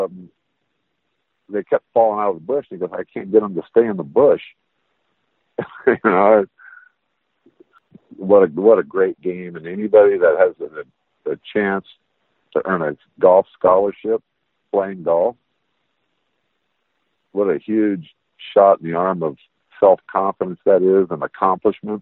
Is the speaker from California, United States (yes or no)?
no; Las Vegas, Nevada, United States; growing up in Vegas